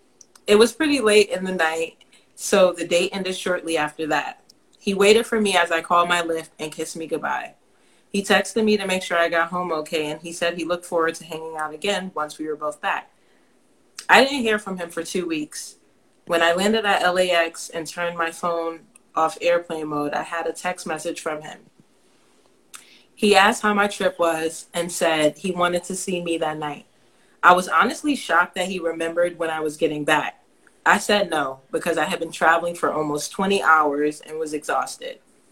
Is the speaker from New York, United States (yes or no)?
yes; New York, United States; We had a few things in common, like we are both from New York and we went to Cuse, but he went to the law school and I was there for undergrad